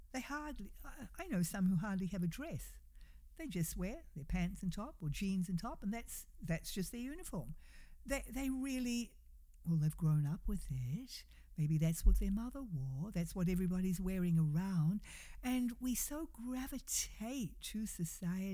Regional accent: New Zealand; now in United States; we, come from New Zealand, and we would go back frequently to see family

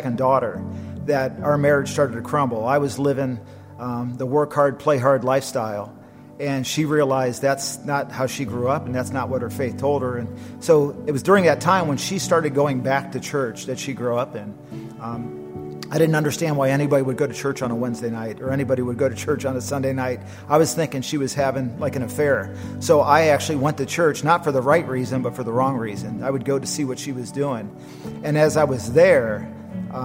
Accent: Akron, Ohio, United States; I was born in the Midwest in Akron, Ohio, and a very Catholic, Italian, Irish environment. And so grew up with a lot of tradition

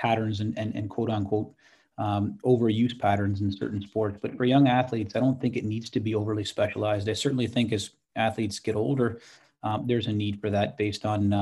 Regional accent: Canada; a young athlete growing up in Canada

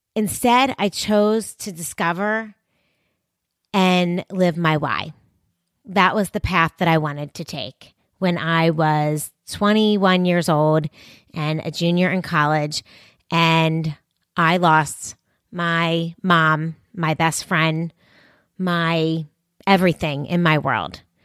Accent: Philadelphia, Pennsylvania, United States; right here in my hometown in, of Philadelphia

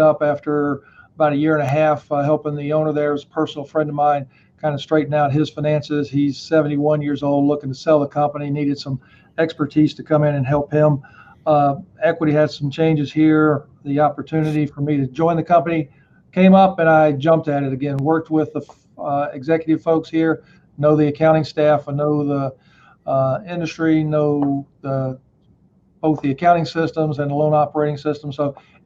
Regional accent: Atlanta, Georgia, United States; moved away as an adult; Atlanta. It's my hometown.

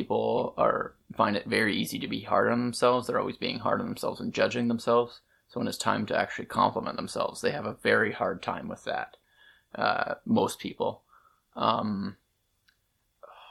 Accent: Manitoba, Canada; moved away as an adult; when I eventually did move out of Manitoba

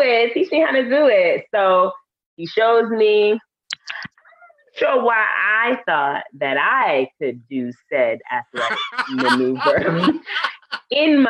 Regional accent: New York City, New York, United States; We are both from Harlem

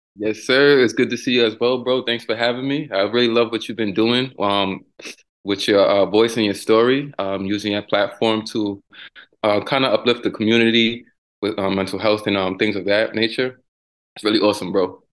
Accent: New York City, New York, United States; now in Tampa, United States; growing up in the Bronx.

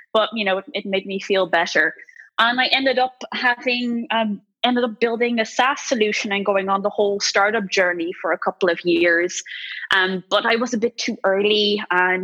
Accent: Netherlands; moved away as an adult; now in Ireland; I grew up in the Netherlands. I'm only half Dutch, mind you, but I still proudly carry a Dutch passport.

